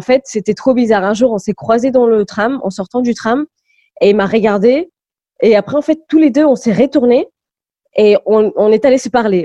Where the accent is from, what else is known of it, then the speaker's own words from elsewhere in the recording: Malaga, Andalusia, Spain; first language English; French is a second language; also born or lived in Goa, India / Lisbon, Portugal; now in France; c'est à Malaga que j'ai vraiment grandi, que j'ai fait ma scolarisation